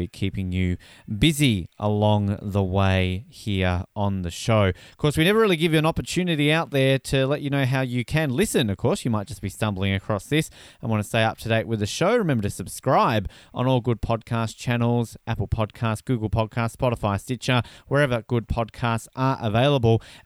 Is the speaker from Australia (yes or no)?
yes; Australia; now in Canada; As an Australian